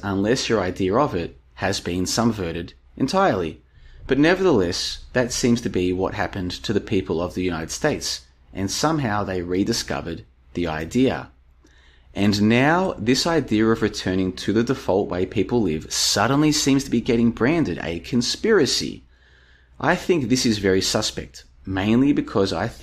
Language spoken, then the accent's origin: English; Melbourne, Victoria, Australia; moved away as an adult; also born or lived in Brisbane, Australia / Estonia; now in Plovdiv, Bulgaria; I moved away from Melbourne back in 2011. I've been back to visit a couple times, but even though I grew up there, I moved away a long time ago